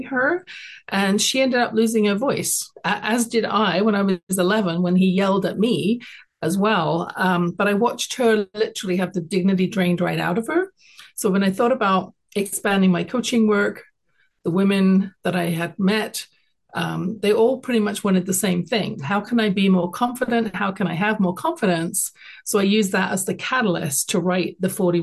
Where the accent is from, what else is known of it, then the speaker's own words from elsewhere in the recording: London, United Kingdom; now in Calgary, Canada; I was born in London, England. I grew up there.